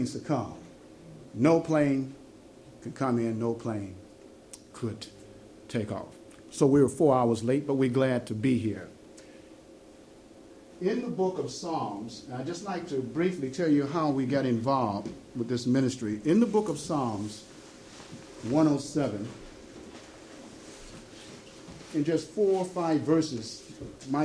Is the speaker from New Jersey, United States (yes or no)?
no; Chicago, Illinois, United States; we're originally from Chicago, there in the United States